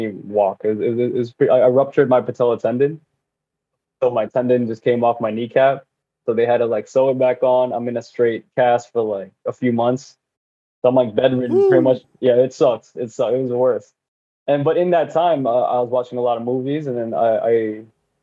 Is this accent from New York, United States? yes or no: yes; New York City, New York, United States; also born or lived in Manila, Philippines; Astoria, most of my life. I'm here now. I was born in Manhattan.